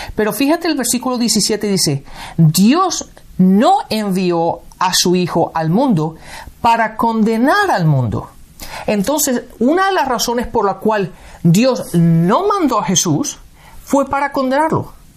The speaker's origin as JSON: {"language": "Spanish", "country": "Spain", "tie": "born or raised there", "said": "físicamente nací en España."}